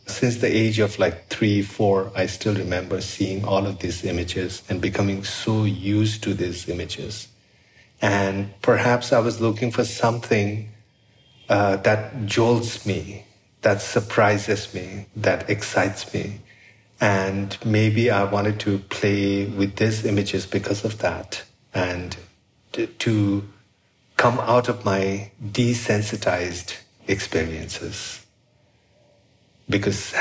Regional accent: Kathmandu, Bagmati, Nepal; I was born here in Nepal into a Buddhist family

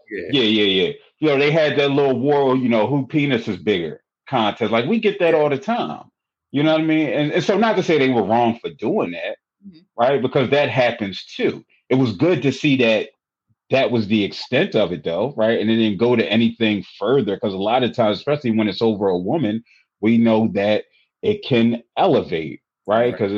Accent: Philadelphia, Pennsylvania, United States; I'm from Philly

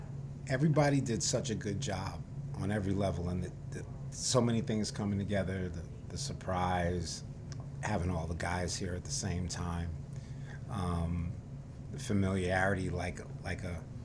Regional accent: New York, United States; I'm a New Yorker

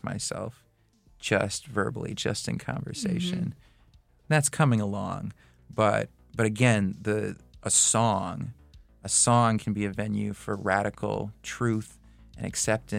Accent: United States; growing up in America, it was the Arab part that stuck out

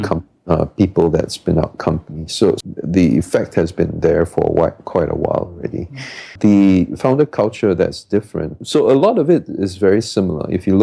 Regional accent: Singapore; moved away; I went to Monk's Hill Secondary School

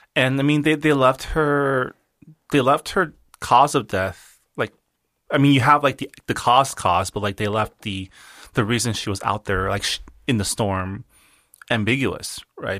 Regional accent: California, United States; also born or lived in Washington, D.C.; I still feel, like, more Californian than East Coast

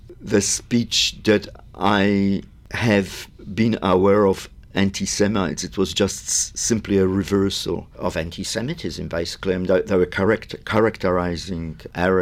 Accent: Poland; now in Australia; I was born in Poland well after the Second World War

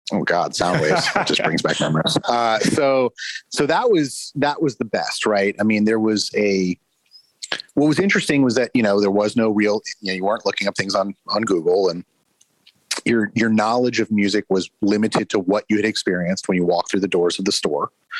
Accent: Houston, Texas, United States; also born or lived in New Orleans / Los Angeles / New York / Boise; I am from all over the place, but I grew up in Houston, Texas, lived in New Orleans, Los Angeles, New York, Boise, Idaho, Baltimore. So I'm all over the place.

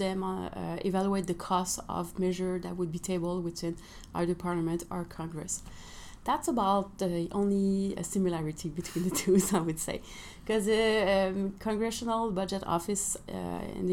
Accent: Quebec, Canada; now in Ottawa, Canada; I come from Quebec

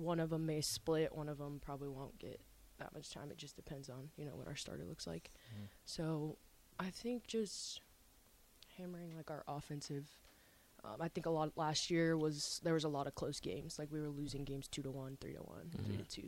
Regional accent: Omaha, Nebraska, United States; also born or lived in Papillion, Nebraska; I grew up in Omaha

